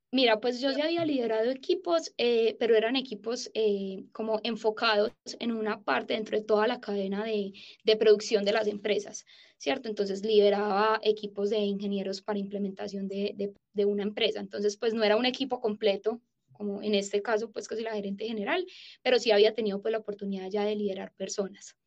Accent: Paisa, Antioquia, Colombia; soy paisa

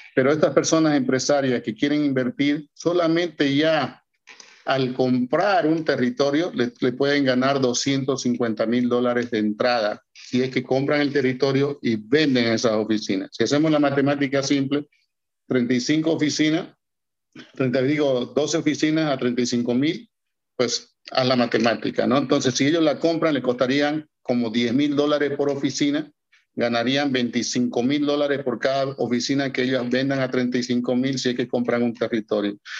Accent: Bolivia; que viven en Bolivia, que es mi caso, yo soy boliviano

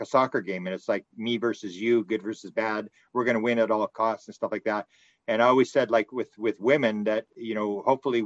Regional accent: Canada; I'm from Canada

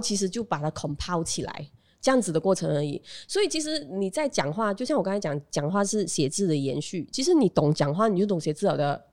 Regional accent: Bentong, Pahang, Malaysia; moved away; also born or lived in Malacca / Kuantan, Pahang / Kuala Lumpur / Johor Bahru; 我从彭亨文基出生，嗯，OK。然后，哎，不对，我在马六甲出生，然后我全家在文基，彭亨文基，呃，落地生根，然后我自己一个人去了彭亨文东读书，OK。然后再来 K L 读书，然后现在我全家搬去新山

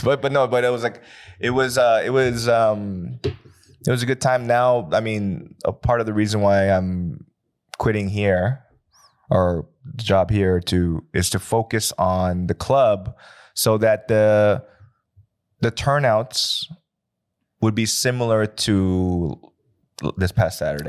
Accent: United States; now in Seoul, South Korea; I come from America

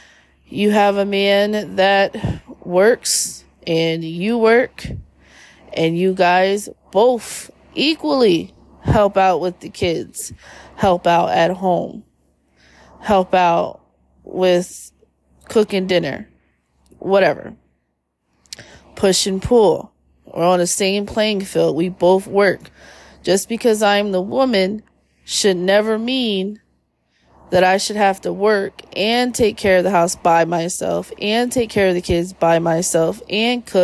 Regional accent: Philadelphia, Pennsylvania, United States; we're from Philly

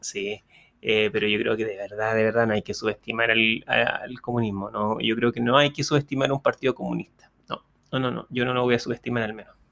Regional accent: Chile

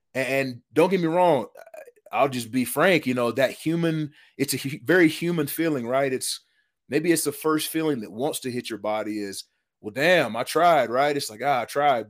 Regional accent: East Tennessee, United States; moved away; Grew up in East Tennessee

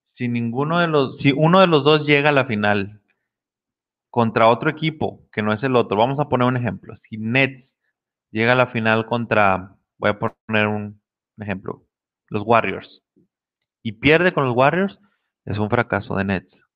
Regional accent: Mexico; los que somos de México

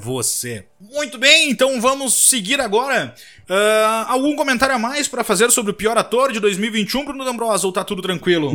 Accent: Rio Grande do Sul, Brazil; moved away; Que somos do Rio Grande do Sul, apesar de hoje eu não estar morando mais lá

